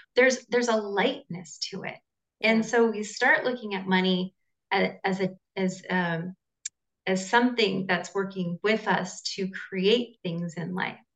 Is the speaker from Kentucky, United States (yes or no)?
no; Southern California, United States; now in Costa Rica; I'm originally from Southern California, but I'm uh, currently based in Costa Rica.